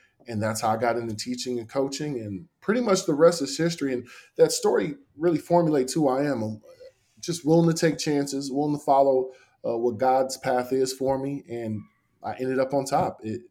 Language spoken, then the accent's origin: English; San Francisco, California, United States; moved away as an adult; also born or lived in Los Angeles, California / Corvallis, Oregon / Houston, Texas; I grew up in San Francisco, California.